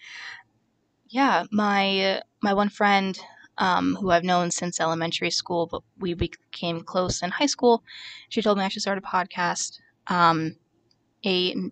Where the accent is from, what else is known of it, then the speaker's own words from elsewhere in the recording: Toms River, New Jersey, United States; moved away as an adult; also born or lived in Bushkill, Pennsylvania / near Easton, Pennsylvania; now in Easton, United States; I grew up in Ocean County, New Jersey, in Toms River